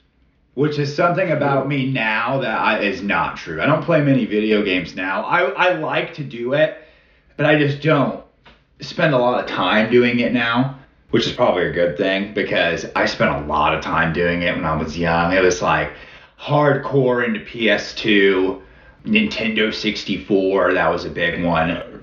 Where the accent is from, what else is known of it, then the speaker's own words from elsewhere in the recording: Kokomo, Indiana, United States; moved away as an adult; I am from Kokomo, Indiana